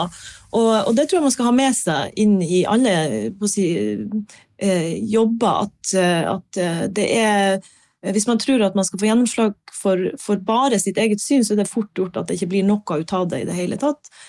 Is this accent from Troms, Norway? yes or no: yes; Harstad, Troms, Norway; also born or lived in Bergen; jeg er fra Harstad